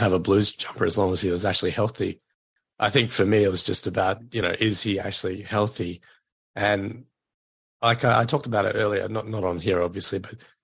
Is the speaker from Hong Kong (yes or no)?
no; Queensland, Australia; as a Queenslander